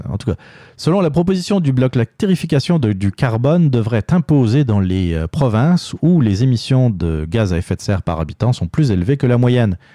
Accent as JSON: {"language": "French", "region": "Quebec", "country": "Canada", "said": "Puis nous, on est bons, on est des Québécois."}